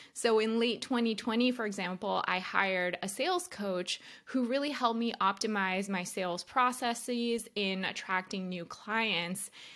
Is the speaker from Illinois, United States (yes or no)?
no; New Jersey, United States; We're both from New Jersey